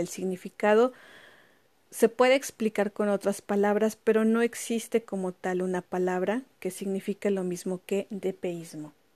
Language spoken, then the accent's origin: Spanish; Mexico; moved away as an adult; now in France; yo como mexicana